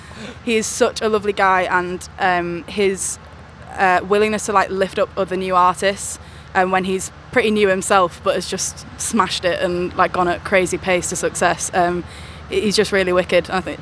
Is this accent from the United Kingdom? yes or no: yes; Hull, Yorkshire and the Humber, United Kingdom; I'm from Hull. I'm 21 and I'm a new artist.